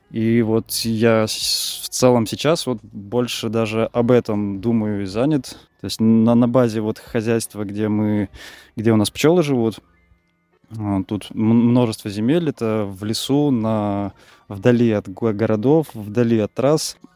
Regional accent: Saint Petersburg, Russia; also born or lived in Moscow / Voronezh / Cherepovets; я родом из Питера, пожил и в Питере, в Москве

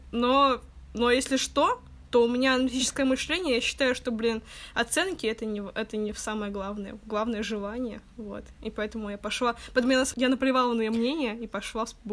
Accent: Saint Petersburg, Russia; получается, что девочки из других городов, не Питер, а я из Питера, поэтому мне никуда уезжать не надо было

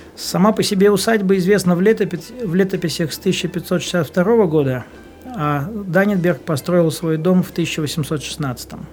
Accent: Vyborg, Leningrad Oblast, Russia; now in Saint Petersburg, Russia; я вырос в Выборге, все наше детство у нас был дом э, в Высоцке

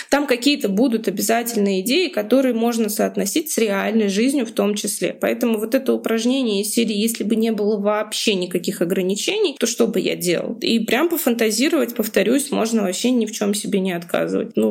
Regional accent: Moscow, Russia; ну, допустим, я из Москвы, да, если сейчас я зарабатываю в рублях

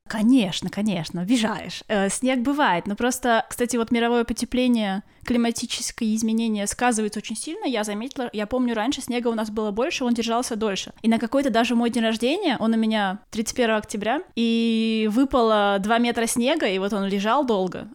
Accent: Kaliningrad, Kaliningrad Oblast, Russia; moved away as an adult; now in Corsica, France; я родилась и выросла в Калининграде, и 30 лет своей жизни прожила в Калининграде

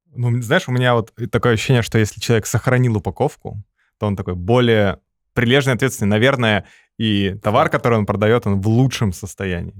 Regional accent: Kazakhstan; now in Russia; я из Казахстана

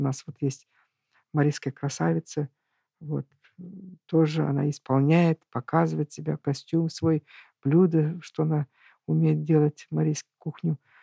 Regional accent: Urals, Russia; moved away; also born or lived in Tatarstan; Я сама выросла на Урале

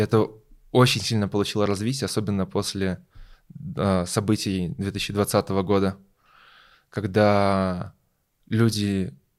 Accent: Belarus; moved away as an adult; now in Germany; Я родился и вырос в Беларуси

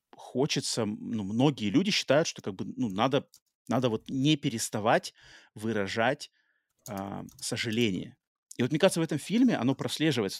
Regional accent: United States; also born or lived in Russia; я живу в Америке, и хотя родился в России, но с, э, в детстве попал в Америку

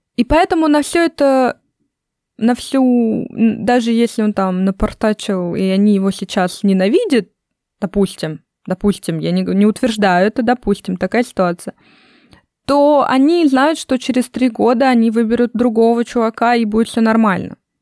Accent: Russia; also born or lived in United States; я из России

